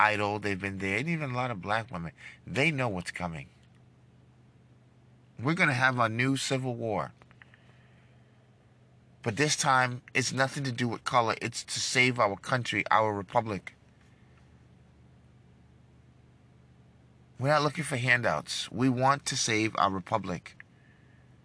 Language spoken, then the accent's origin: English; New York, United States; now in Dallas, United States; I grew up in New York, a lot of Jewish, Italians, Albanians.